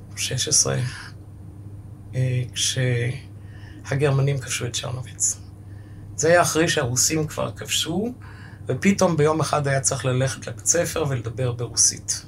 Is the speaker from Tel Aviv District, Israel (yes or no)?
no; Ashdod, Southern District, Israel; born or raised there; first language German; Hebrew is a second language; also born or lived in Romania